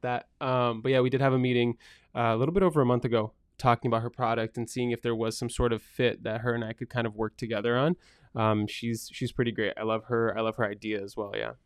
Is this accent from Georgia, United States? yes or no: no; Framingham, Massachusetts, United States; also born or lived in Brazil; now in Marlborough, United States; grew up in Framingham, lived in Marlborough now for a really long time